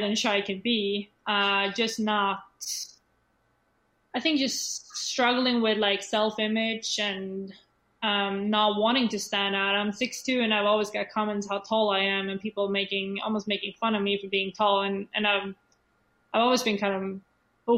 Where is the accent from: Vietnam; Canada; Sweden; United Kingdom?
Sweden; English is a second language; moved away as an adult; Swedish people in general, we don't like to be different